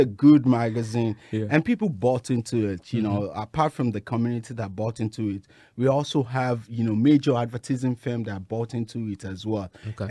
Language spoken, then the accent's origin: English; Lagos, Nigeria; now in United States; I grew up in Nigeria, Lagos